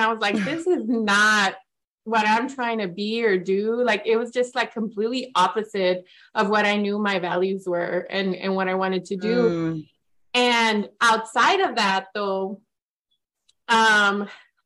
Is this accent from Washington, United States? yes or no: yes; near Grandview, Yakima Valley, Washington, United States; I went to the Grandview campus, which was the small satellite campus that was near my hometown